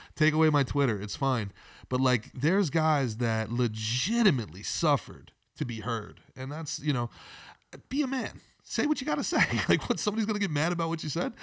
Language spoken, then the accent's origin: English; Old Bridge, New Jersey, United States; moved away as an adult; also born or lived in Brooklyn, New York; now in Florida, United States; I grew up in Old Bridge, New Jersey